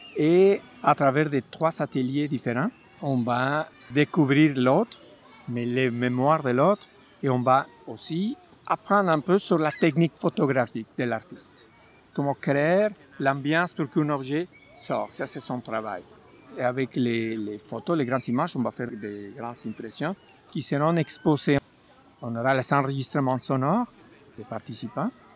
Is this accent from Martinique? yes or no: no; Mexico; French is a second language; moved away as an adult; now in Montreal, Canada; Je suis originaire du Mexique. Je suis arrivé en 2009, 1er avril 2009